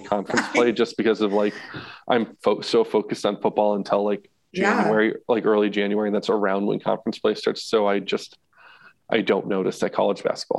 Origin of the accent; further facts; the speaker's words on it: Massachusetts, United States; moved away; I'm from Massachusetts originally.